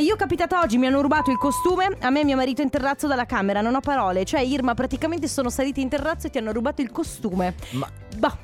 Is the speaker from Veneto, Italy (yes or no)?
yes; Treviso, Veneto, Italy; io che sono cresciuta a Treviso, c'è eh, a Treviso le fiere di San Luca